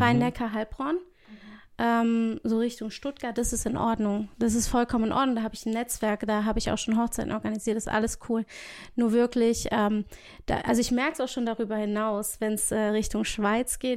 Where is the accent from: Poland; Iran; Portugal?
Portugal; now in Baden-Württemberg, Germany; ich liebe mein Heimatland. Also ich bin gebürtige Portugiesin